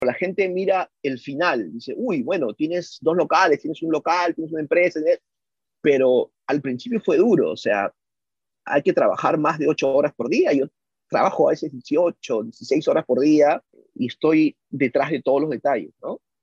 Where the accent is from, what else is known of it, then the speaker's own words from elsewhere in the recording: Peru; moved away as an adult; now in United States; mi background, que soy peruano